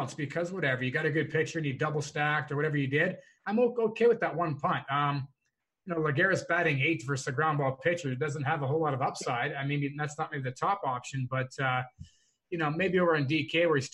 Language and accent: English; Canada; as a Canadian